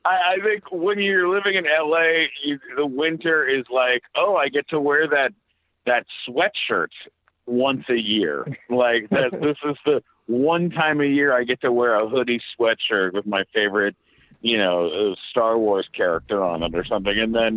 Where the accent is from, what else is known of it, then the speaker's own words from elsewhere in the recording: San Diego, California, United States; also born or lived in London, Ontario, Canada; now in Los Angeles, United States; I'm originally from London, Ontario, Canada. Grew up in San Diego and been in Los Angeles since the mid 90s, I guess.